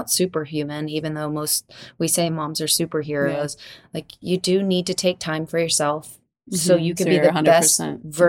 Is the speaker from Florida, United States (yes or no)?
yes; Florida, United States; born or raised there